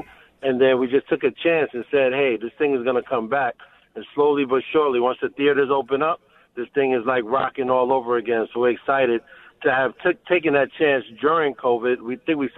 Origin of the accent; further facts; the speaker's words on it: New York City, New York, United States; being a kid growing up in Brooklyn